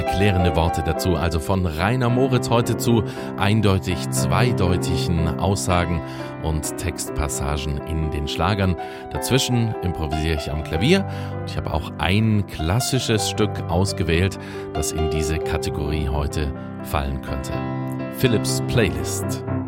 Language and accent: German; Swabia, Germany; Wir kommen ja beide aus, aus Schwaben ursprünglich